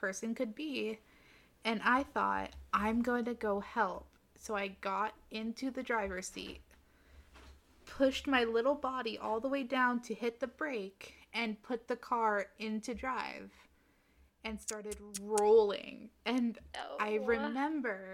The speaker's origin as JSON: {"language": "English", "town": "Lake Los Angeles", "region": "California", "country": "United States", "tie": "born or raised there", "moved": "yes", "said": "I grew up in Lake LA. Anybody, or my baby years were in Lake LA. So anyone who knows where that is, it's outside of Palmdale."}